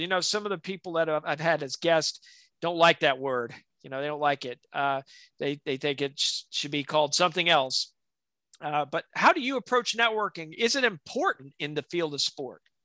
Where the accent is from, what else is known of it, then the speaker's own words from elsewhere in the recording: South Alabama, United States; growing up in South Alabama